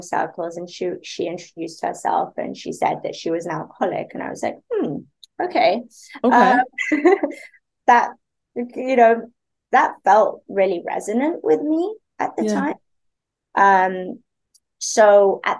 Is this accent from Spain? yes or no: yes; Spain; moved away; also born or lived in London; I grew up in Spain.